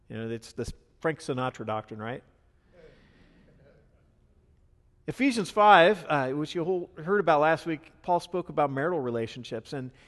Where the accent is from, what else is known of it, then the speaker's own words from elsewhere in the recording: Ireland; I'm Irish, so it's not so weird to me